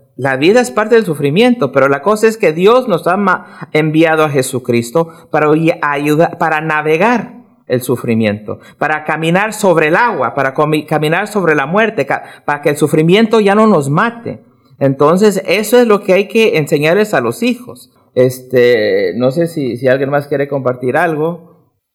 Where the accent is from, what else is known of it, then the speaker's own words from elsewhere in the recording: California, United States; also born or lived in Mexico (ancestry); now in Omaha, United States; Soy hijo de, de, mexicanos y, y, bueno, entonces yo también soy mexicano, pero de California.